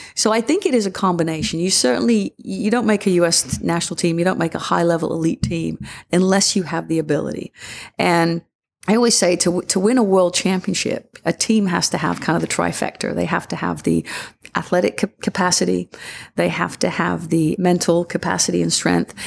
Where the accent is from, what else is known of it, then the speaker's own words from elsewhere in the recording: England, United Kingdom; moved away; yourself growing up in England